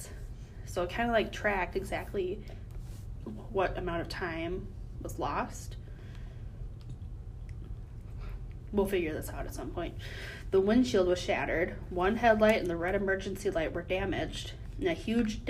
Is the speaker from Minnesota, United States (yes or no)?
yes; Minnesota, United States; accent: Minnesotan; my Minnesotan accent